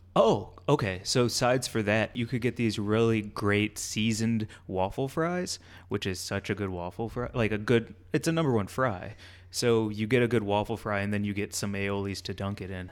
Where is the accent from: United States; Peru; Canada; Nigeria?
United States; Midwest; moved away; we're both from the Midwest